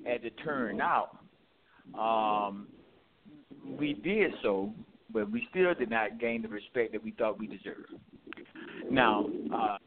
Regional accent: Southeast, United States; Growing up in the Southeast

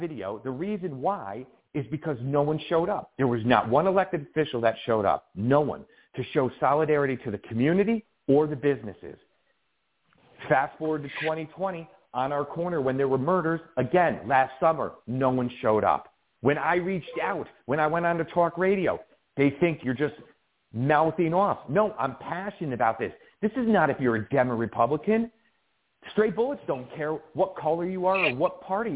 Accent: Colonie, New York, United States; now in Albany, United States; I grew up in Colony area and went through the school system in Colony

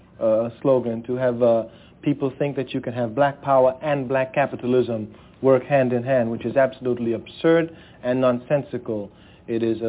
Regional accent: Trinidad & Tobago; now in Tanzania; my own homeland where I was born, Trinidad

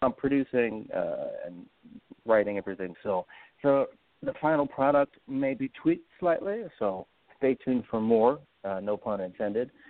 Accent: New York, United States; I grew up in New York

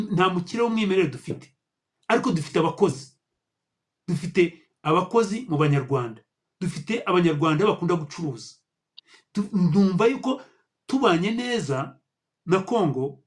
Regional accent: Rwanda; u rwanda rwacu ni rutoya

